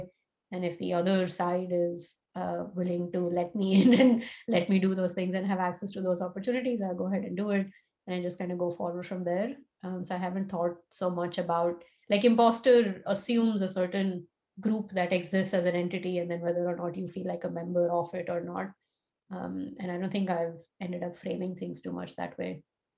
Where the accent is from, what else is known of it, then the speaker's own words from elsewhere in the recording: Tulsa, Oklahoma, United States; born there; And I was born in Tulsa, Oklahoma, which I imagine would be very surprising to a lot of people based on how I look and talk and so on.